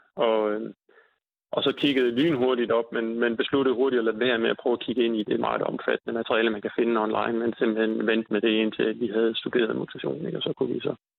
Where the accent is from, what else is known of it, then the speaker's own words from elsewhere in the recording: North Jutland, North Denmark Region, Denmark; jeg er fra Nordjylland